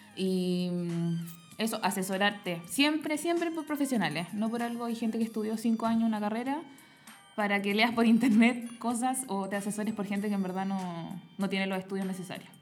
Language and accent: Spanish; Los Andes, Valparaíso, Chile; yo volví a Los Andes, que es donde yo soy, mi pueblo natal